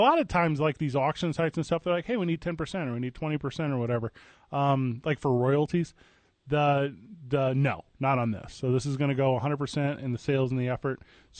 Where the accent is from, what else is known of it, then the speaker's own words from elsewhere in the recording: Midwest, United States; I grew up in the Midwest